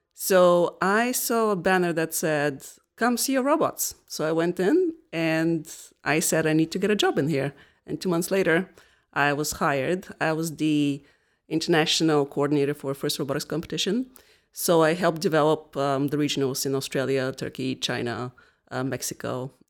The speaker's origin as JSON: {"language": "English", "country": "Bulgaria", "tie": "born or raised there", "also_born_or_lived": "New Hampshire, United States", "moved": "as an adult", "lives_now": "Rhode Island, United States", "said": "I am originally from Bulgaria. The first 22 years of my life I spent there, and then I moved to the United States."}